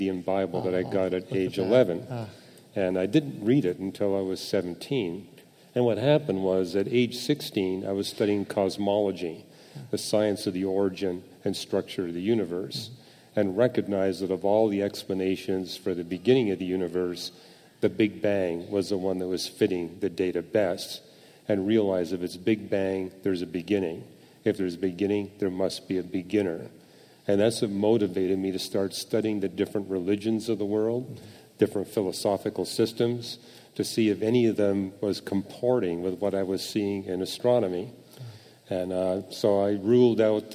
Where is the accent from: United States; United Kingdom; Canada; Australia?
Canada; I was born and raised in Canada.